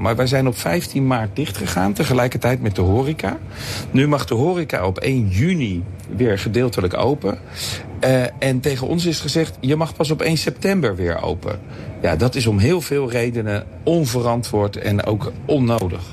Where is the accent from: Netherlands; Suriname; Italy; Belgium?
Netherlands; Leiden, South Holland; Ik ben nu ik ben, eh, op mijn, in mijn geboortestad Leiden